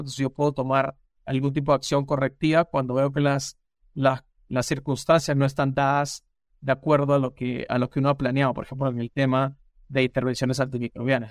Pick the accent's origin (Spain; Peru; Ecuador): Peru; moved away as an adult; also born or lived in Lima, Peru / Maryland, United States; now in United States; yo soy peruano de nacimiento